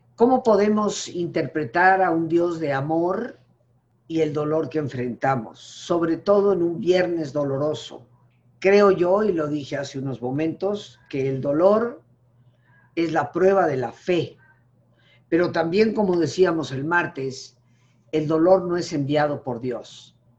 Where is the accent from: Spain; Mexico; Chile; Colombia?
Mexico; ninguno de nosotros como mexicanos, reconociéndonos como mexicanos